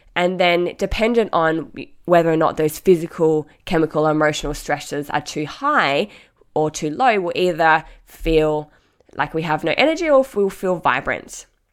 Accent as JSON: {"language": "English", "town": "Mandurah", "region": "Western Australia", "country": "Australia", "tie": "born or raised there", "said": "my sister and I, obviously, grew up, growing up in Mandurah, Um, an hour south of Perth"}